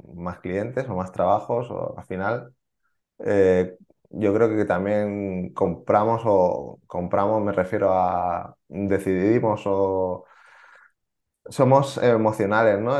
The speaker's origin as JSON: {"language": "Spanish", "town": "Barcelona", "region": "Catalonia", "country": "Spain", "said": "porque yo soy de Barcelona"}